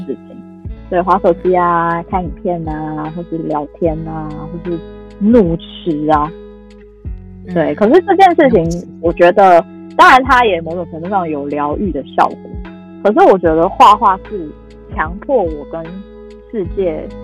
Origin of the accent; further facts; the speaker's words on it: Taiwan; 我们台湾